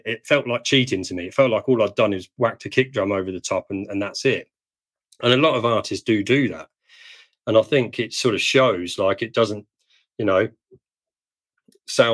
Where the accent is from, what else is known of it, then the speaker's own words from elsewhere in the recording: Perth, Western Australia, Australia; in my hometown.